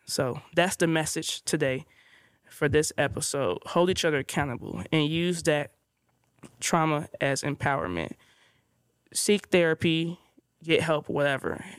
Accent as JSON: {"language": "English", "town": "Inglewood", "region": "California", "country": "United States", "tie": "born or raised there", "said": "growing up in Inglewood"}